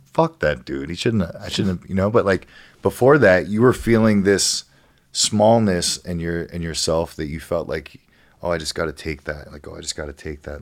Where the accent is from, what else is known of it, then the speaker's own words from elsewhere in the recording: Ohio, United States; moved away as an adult; now in California, United States; where I grew up in Ohio